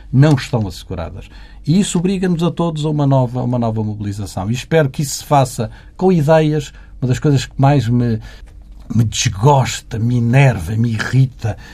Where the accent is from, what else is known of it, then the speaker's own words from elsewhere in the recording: Valença, Norte, Portugal; eu sou minhoto, enfim, como sabe, sou, sou, de Valença, não podia ser mais ao norte do que Valença